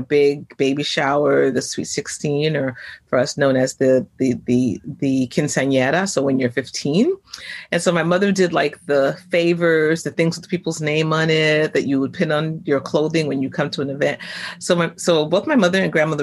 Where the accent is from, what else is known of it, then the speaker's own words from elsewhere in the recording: New York City, New York, United States; grew up here in New York in the five boroughs.